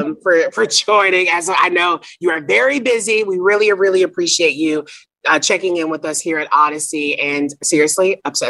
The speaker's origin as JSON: {"language": "English", "town": "Nashville", "region": "Tennessee", "country": "United States", "tie": "born or raised there", "said": "growing up in the South, very religious, like Like, literally, I'm from Nashville"}